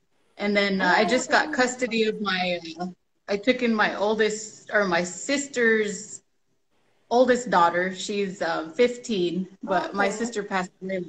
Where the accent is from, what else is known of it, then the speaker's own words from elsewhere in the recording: Washington, United States; I'm from Washington State. I'm representing the Kalispell tribe up here in Usk, Washington.